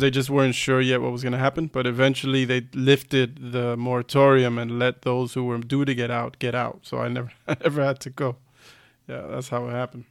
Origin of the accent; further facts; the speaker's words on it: United States; moved away as an adult; now in Germany; being an American